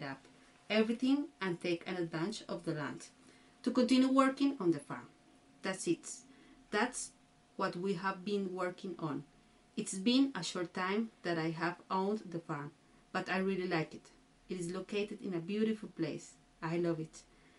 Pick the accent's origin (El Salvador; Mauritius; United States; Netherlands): El Salvador; Chalatenango; Well, I come from El Salvador, from Chalatenango department. I was born there, raised there, and well, it is a fresh and beautiful place.